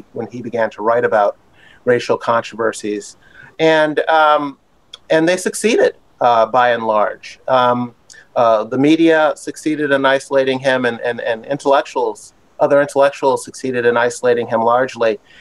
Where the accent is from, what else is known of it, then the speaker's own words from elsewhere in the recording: Buffalo, New York, United States; I grew up in Buffalo, New York, upstate New York, where I also went to school